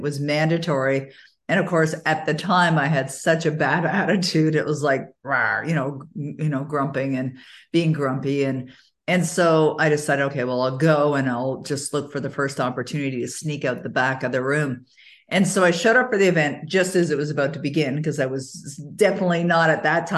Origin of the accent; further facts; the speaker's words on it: Toronto, Ontario, Canada; moved away as an adult; now in Ottawa, Canada; I was born and raised in Toronto, even though I live in Ottawa, Ontario now